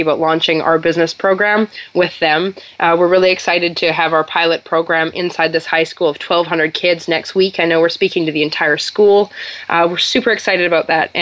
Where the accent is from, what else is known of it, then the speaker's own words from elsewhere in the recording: Canada; being Canadian